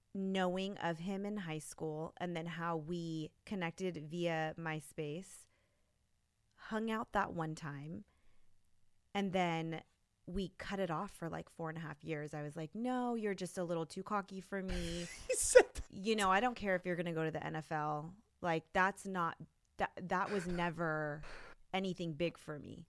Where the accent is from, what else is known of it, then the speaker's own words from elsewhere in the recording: Los Gatos, California, United States; also born or lived in Santa Clara; I grew up in the Los Gatos Campbell area